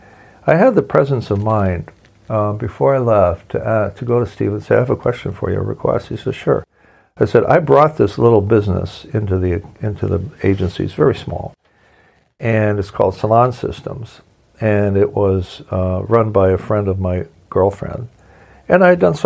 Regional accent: Ontario, Canada; moved away; I'm from Ontario, and in Ontario, Canada, where my brother and my mom live

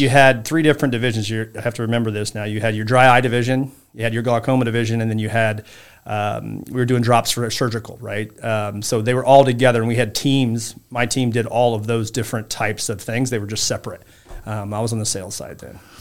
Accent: Saint Joseph, Illinois, United States; I grew up in a small town called Saint Joseph, Illinois, or Royal Illinois, outside of Champaign. It's in central Illinois.

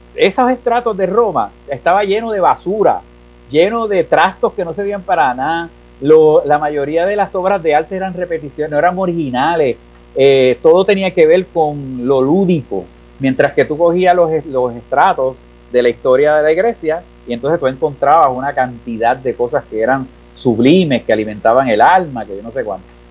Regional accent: San Juan, Puerto Rico; en La Perla y en Puerto Tierra y en Canales y en Vista Hermosa, los sitios donde yo me crié, y en Viejo San Juan

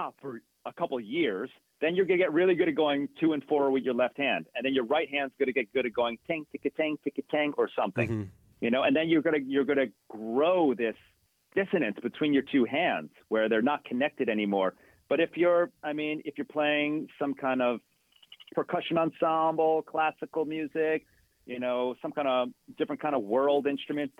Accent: New Jersey, United States; I grew up, born and raised in New Jersey

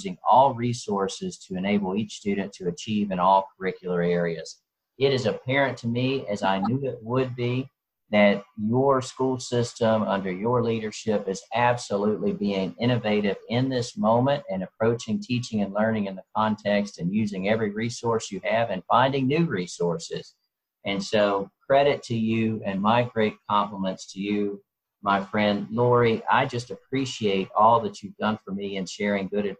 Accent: the South, United States; I grew up in the South

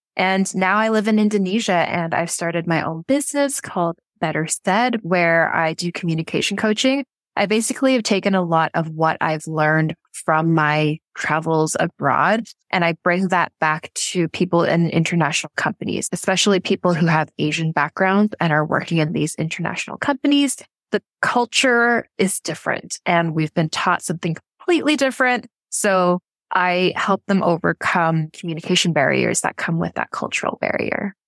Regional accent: Vancouver, British Columbia, Canada; moved away as an adult; also born or lived in South Korea / Vietnam; so I'm from Vancouver, Canada, but I haven't actually lived there in over nine years

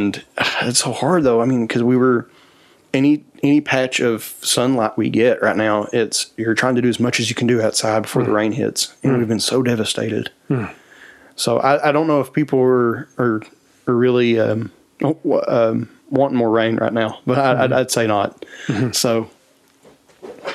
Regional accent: Appalachia, United States; as Appalachians

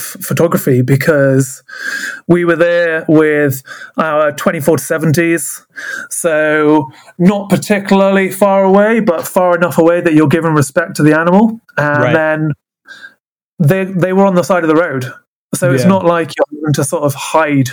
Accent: Wales, United Kingdom; moved away; I'm originally from Wales, which is very mountainous and very rural

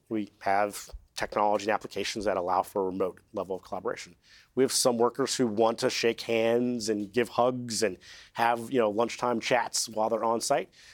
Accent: California, United States; I'm from California

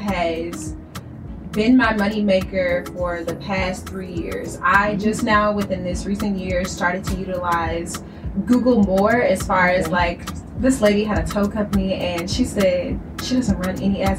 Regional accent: Kansas City, Missouri, United States; now in Atlanta, United States; I'm from Kansas City, Missouri, and I currently live in Atlanta

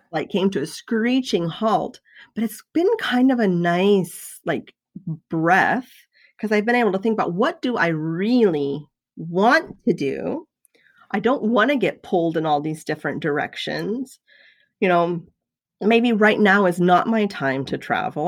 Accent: the South, United States; I was raised in the South

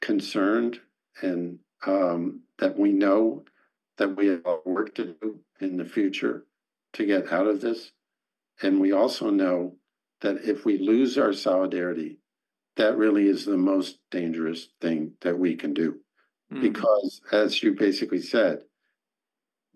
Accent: United States; now in Israel; I grew up in America

